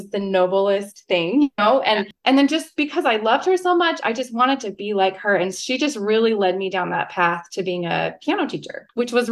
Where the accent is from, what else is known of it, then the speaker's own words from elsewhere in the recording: Utah, United States; I'm from Utah, born and raised here